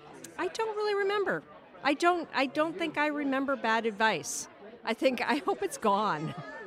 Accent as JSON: {"language": "English", "town": "Oakland", "region": "California", "country": "United States", "said": "I'm from Oakland, California."}